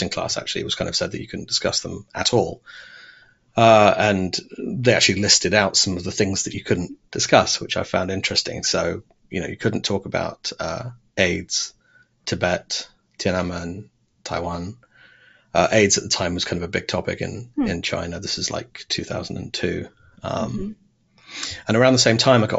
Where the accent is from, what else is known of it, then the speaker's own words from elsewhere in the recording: Devon, South West England, United Kingdom; moved away as an adult; also born or lived in Saudi Arabia / Oxford, England; When we moved back to England, we lived in Devon, which is quite a rural, idyllic part of the country. So I had most of my schooling there in Devon